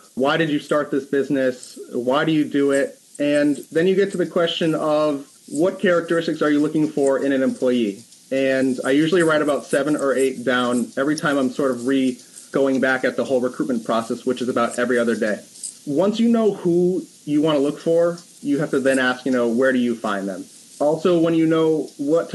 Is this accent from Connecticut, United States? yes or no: yes; West Hartford, Connecticut, United States; I was born and raised in West Hartford, Connecticut. I had no idea that I would stay in the place that I was born for my entire life